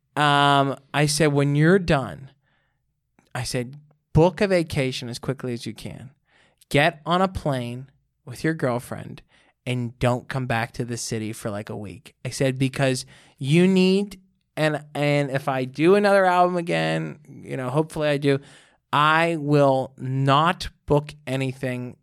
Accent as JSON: {"language": "English", "town": "Pittsburgh", "region": "Pennsylvania", "country": "United States", "tie": "born or raised there", "moved": "as an adult", "lives_now": "New York, United States", "said": "I got to record that in my hometown. Went back to Pittsburgh"}